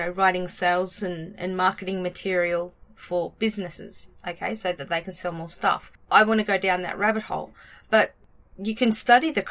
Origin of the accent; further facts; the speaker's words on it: Australia; I'm Australian